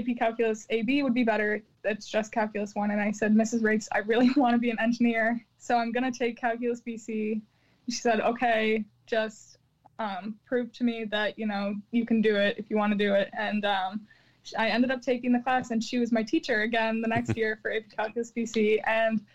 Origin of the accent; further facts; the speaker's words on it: Chicago, Illinois, United States; also born or lived in Champaign, Illinois; I'm from Chicago